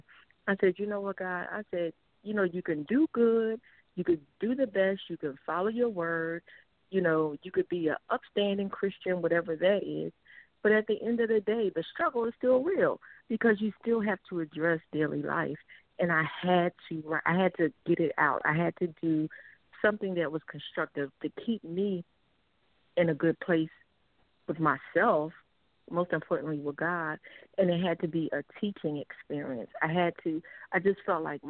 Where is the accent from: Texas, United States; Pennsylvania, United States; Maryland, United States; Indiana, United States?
Pennsylvania, United States; Philadelphia; moved away as an adult; also born or lived in Norfolk, Virginia / South Carolina / Yokohama, Japan; now in Georgia, United States; I'm born and raised in Philadelphia